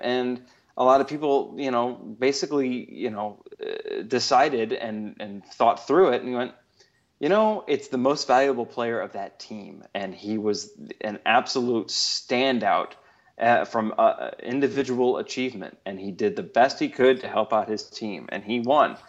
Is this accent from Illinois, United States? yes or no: yes; Chicago, Illinois, United States; I grew up in Chicago.